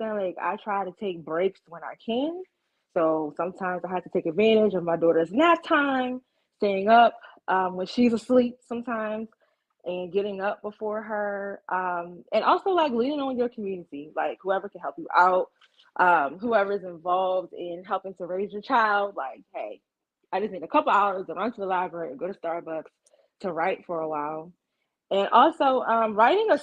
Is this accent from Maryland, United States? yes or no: yes; Ocean City, Maryland, United States; born or raised there; moved away